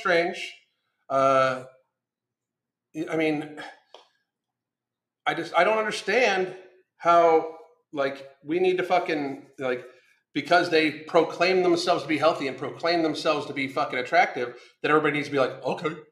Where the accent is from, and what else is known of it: United States